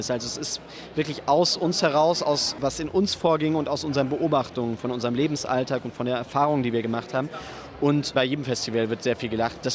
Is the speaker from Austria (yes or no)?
yes; Vienna, Austria; now in Hannover, Germany; Ja, wieder Marcel komme ich aus Wien. Und wieder Marcel äh, bin ich tatsächlich auch in Hannover am, am äh, Schauspiel Hannover engagiert.